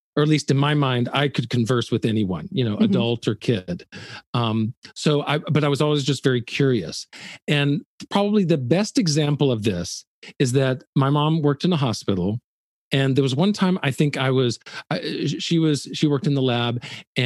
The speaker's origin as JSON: {"language": "English", "town": "Birmingham", "region": "Alabama", "country": "United States", "tie": "born or raised there", "moved": "yes", "said": "I was born in Birmingham, Alabama"}